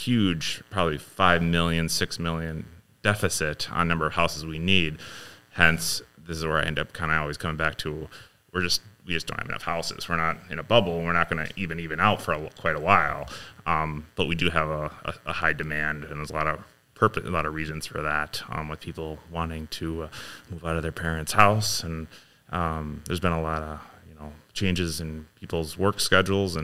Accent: Ames, Iowa, United States; I was born in Iowa.

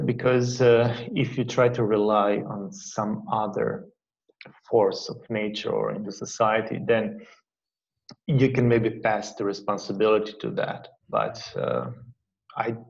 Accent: Croatia; Croatia. That's where like my country is from, where I'm from. And I had a very cool and easygoing childhood

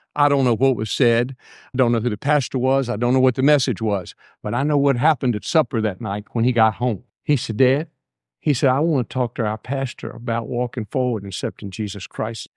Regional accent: Buckingham, Virginia, United States; I'm from Buckingham

